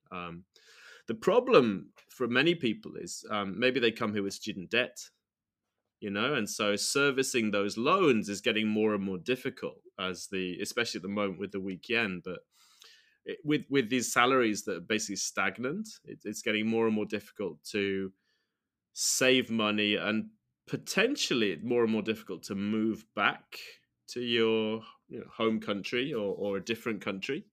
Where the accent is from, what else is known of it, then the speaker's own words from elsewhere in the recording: United Kingdom; moved away as an adult; now in Sendai, Japan; As a U K citizen